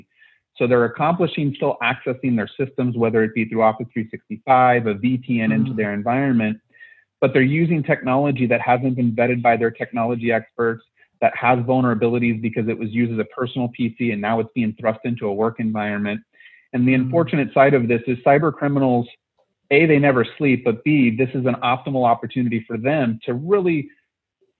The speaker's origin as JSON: {"language": "English", "region": "California", "country": "United States", "tie": "born or raised there", "said": "born and raised in California"}